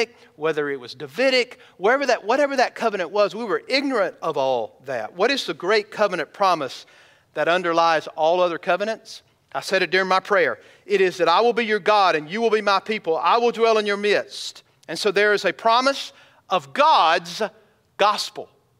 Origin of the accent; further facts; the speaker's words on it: United States; I'm an American. I love my country